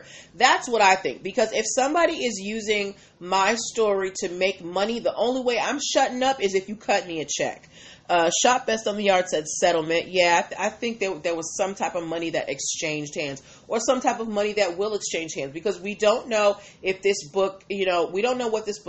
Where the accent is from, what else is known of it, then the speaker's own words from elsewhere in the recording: Boston, Massachusetts, United States; I'm from Boston.